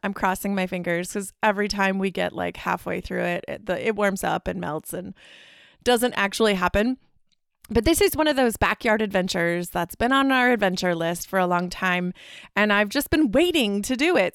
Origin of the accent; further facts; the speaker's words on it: Midwest, United States; we're from the Midwest